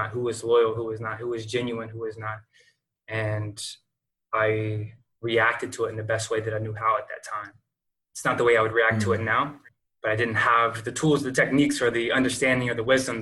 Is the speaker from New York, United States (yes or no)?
no; Lexington, North Carolina, United States; moved away as an adult; also born or lived in Seattle / Jacksonville, Florida; moving from my hometown, Lexington, North Carolina